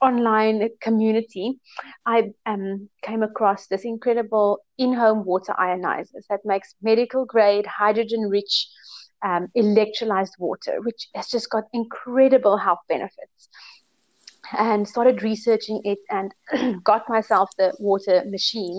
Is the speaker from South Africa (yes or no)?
yes; Cape Town, Western Cape, South Africa; moved away as an adult; also born or lived in South Korea / Thailand; Yes, I am from Cape Town, South Africa. I was born here. I grew up here.